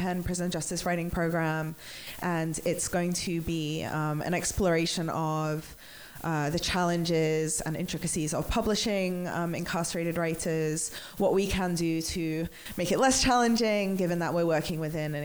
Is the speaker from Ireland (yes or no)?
no; England, United Kingdom; I'm English